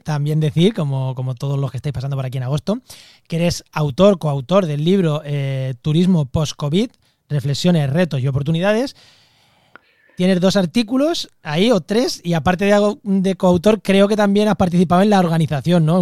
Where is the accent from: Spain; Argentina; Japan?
Spain; Castilla-La Mancha; now in Cádiz, Spain; mi pueblo, a, mi llanura manchega